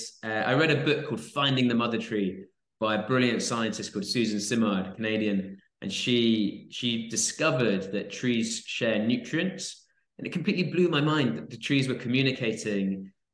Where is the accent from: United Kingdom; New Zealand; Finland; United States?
United Kingdom; Swansea, Wales; I grew up in South Wales. I was in Swansea in South Wales